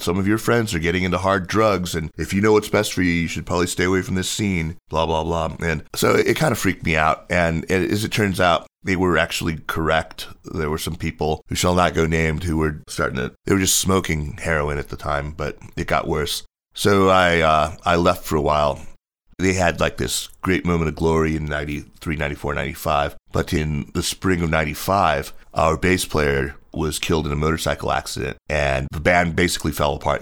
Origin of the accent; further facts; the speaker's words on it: United States; moved away as an adult; also born or lived in Beijing, China; I was born in the States and, you know, I grew up just, uh, kinda standard learning piano and violin and all that stuff.